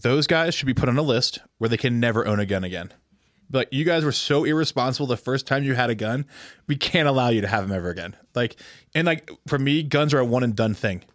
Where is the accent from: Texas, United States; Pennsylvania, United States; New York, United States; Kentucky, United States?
Pennsylvania, United States; I'm from Pennsylvania